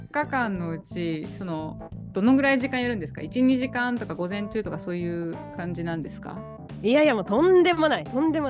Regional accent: Japan; moved away as an adult; now in Paris, France; 100%、日本人のままです。そうですね。ピュアジャパニーズ

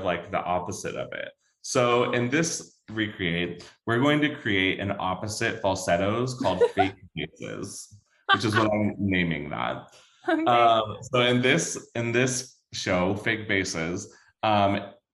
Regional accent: the South, United States; growing up in the South

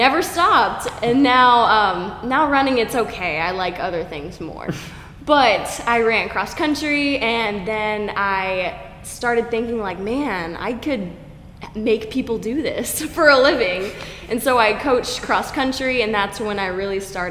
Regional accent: Oklahoma, United States; moved away as an adult; also born or lived in Florida Panhandle / Tampa, Florida; now in Jupiter, United States; I really grew up in Oklahoma.

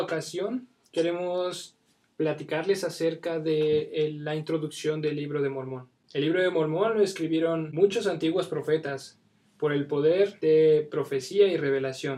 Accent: State of Mexico, Mexico; soy del Estado de México

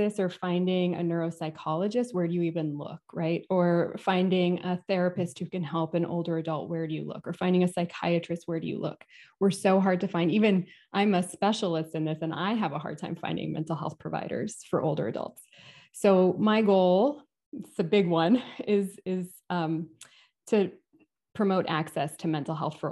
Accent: California, United States; moved away as an adult; now in Atlanta, United States; I moved to Atlanta from California, which is where I grew up and where I went to grad school and did all my education

